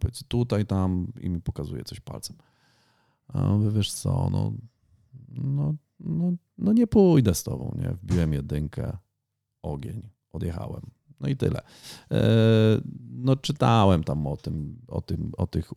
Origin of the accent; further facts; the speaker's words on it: Ponidzie, Świętokrzyskie Voivodeship, Poland; pochodzę z województwa świętokrzyskiego. Całe życie mieszkałem na Ponidziu